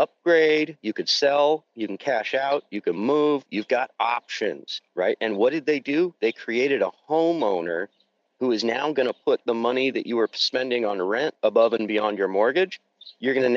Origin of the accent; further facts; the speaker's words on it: Santa Rosa, California, United States; my hometown, Santa Rosa, California